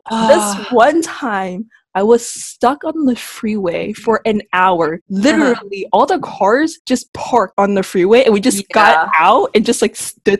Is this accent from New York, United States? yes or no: no; Northern California, United States; So, that kind of implies we're from California, but I'm from NorCal, and Jasmine's from SoCal.